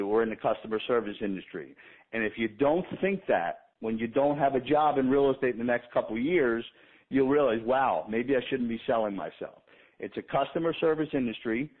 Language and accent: English; Baltimore, Maryland, United States; moved away as an adult; also born or lived in Boca Raton, Florida; now in Florida, United States; a buddy I grew up with in Baltimore